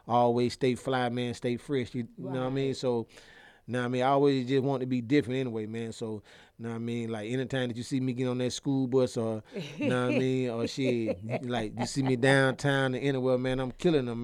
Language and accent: English; Atlanta, Georgia, United States; I grew up in Titwood